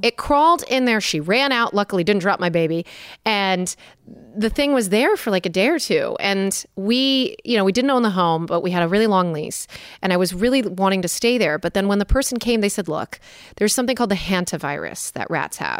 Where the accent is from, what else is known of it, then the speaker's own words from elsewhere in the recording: Milford, Connecticut, United States; now in Orange County, United States; I'm from Milford, Connecticut originally